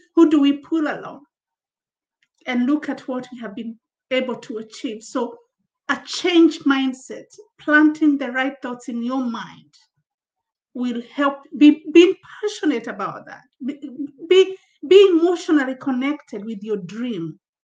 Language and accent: English; Kenya; also born or lived in Zambia; now in United Kingdom; I'm, um, I'm Kenyan uh, from Africa, uh, uh, relocated recently, early in the year, to the UK from Zambia in Southern Africa, where I was based with my family.